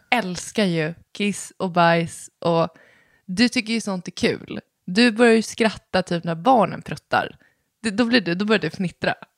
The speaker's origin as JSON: {"language": "Swedish", "country": "Sweden", "tie": "born or raised there", "said": "våra pappor är från Chile och vi är födda i Sverige"}